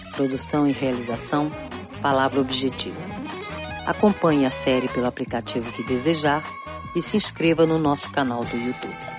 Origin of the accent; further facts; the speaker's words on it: Brazil; accent: Brazilian; also born or lived in Chacim, Trás-os-Montes, Portugal / São Paulo, Brazil; now in Lisbon, Portugal; eu fui para o Brasil com 11 anos, é, trabalhei no Brasil